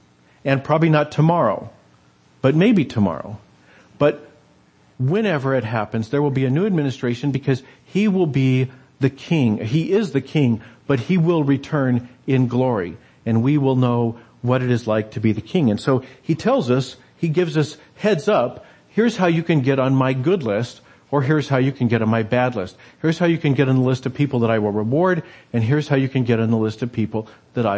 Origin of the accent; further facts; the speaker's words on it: United States; us as Americans